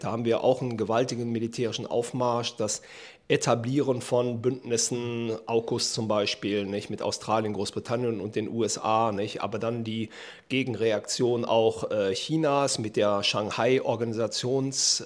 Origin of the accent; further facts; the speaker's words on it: Germany; als Deutsche